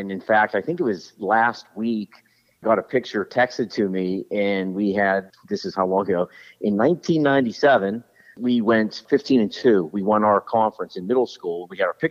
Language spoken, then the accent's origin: English; Johnstown, Pennsylvania, United States; accent: Western PA twang; moved away as an adult; now in Delaware, United States; I'm from Johnstown, PA. It's an hour